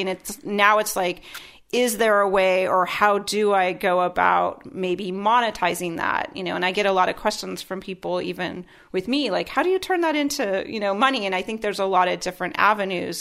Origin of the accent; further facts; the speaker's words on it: Iowa, United States; born and raised in Iowa